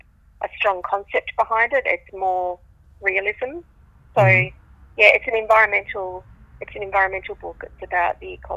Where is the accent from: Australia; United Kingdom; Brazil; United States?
Australia; near Osterlind, Western Australia; I actually set the story, the second part of the story, in the landscape where I grew up